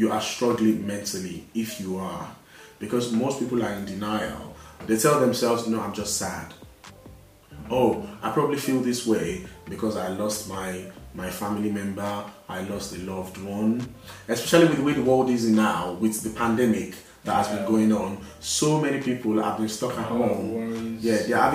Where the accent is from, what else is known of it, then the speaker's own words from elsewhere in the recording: Nigeria; now in United Kingdom; I was born in this country, I grew up in Nigeria, and then after a while I relocated back to this country